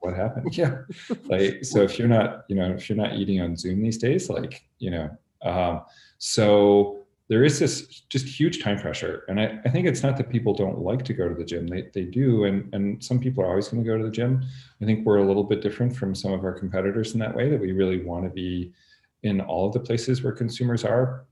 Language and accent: English; Canada; moved away as an adult; also born or lived in Montreal / Chicago; I'm Canadian. I grew up in Canada